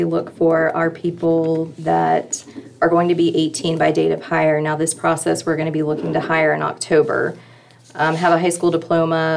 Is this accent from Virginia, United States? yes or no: yes; Prince George County, Virginia, United States; I originally hail from Prince George County, so I wasn't too far away